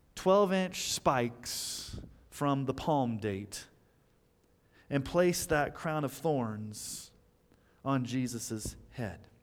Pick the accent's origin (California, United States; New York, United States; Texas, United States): Texas, United States; when I was growing up in Texas